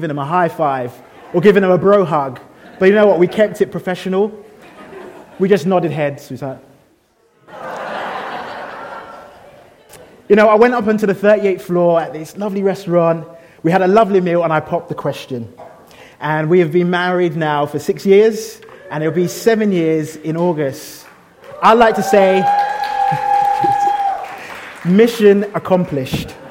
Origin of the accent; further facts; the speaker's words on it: London, United Kingdom; now in Birmingham, United Kingdom; I'm a Londoner, and living in Birmingham